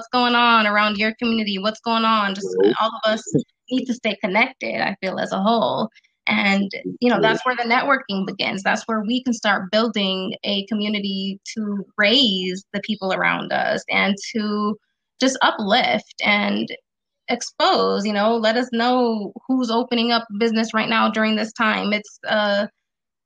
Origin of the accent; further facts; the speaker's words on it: Las Vegas, Nevada, United States; I'm from West Coast, Vegas.